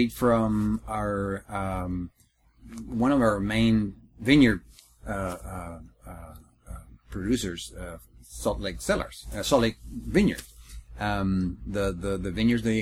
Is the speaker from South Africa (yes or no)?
no; Chile; moved away as an adult; now in Texas, United States; I come from Chile, the country in South America. I arrived last year